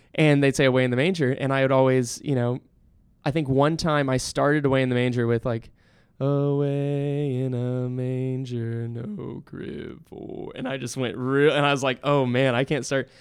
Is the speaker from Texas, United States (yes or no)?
yes; San Antonio, Texas, United States; growing up in San Antonio